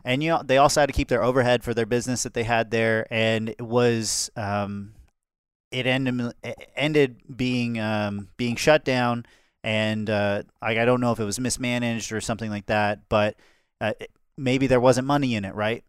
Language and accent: English; Calhoun County, Florida, United States; I grew up in Florida, but it was the mo, like, the most rural area, the lowest population in Florida, Calhoun County.